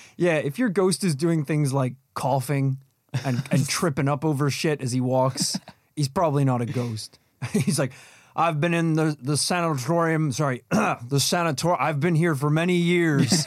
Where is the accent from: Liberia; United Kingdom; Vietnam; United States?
United Kingdom; Northern Ireland; when we were growing up in Northern Ireland